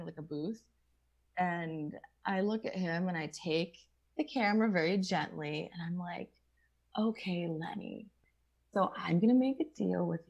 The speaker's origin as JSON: {"language": "English", "town": "Scranton", "region": "Pennsylvania", "country": "United States", "said": "I'm from Scranton"}